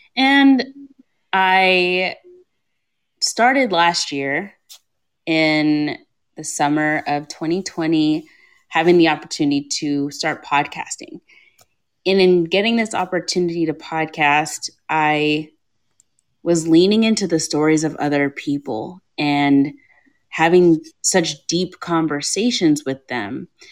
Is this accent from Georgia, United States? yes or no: no; Kentucky, United States; Growing up in ah. Kentucky, I lived in white suburbia in an all black family with two immigrant parents.